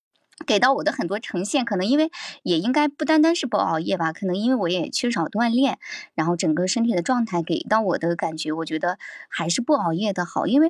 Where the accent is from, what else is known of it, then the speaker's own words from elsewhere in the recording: Shandong, China; 我们山东这边人比较豪爽是吧？